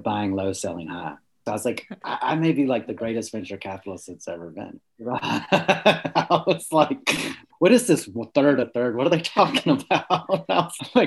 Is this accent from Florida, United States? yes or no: no; Columbus, Georgia, United States; also born or lived in Atlanta, Georgia / North Carolina; I grew up in Columbus, Georgia